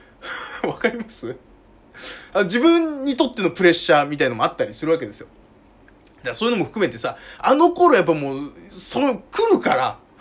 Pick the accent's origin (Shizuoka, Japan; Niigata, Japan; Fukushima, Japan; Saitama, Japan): Saitama, Japan; 僕は埼玉の人間なんで